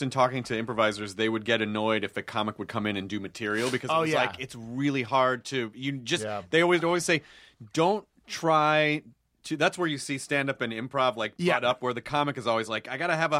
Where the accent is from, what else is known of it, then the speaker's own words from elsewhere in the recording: Canada; now in Germany; I am French for some reason. I'm French Canadian. Living in Germany.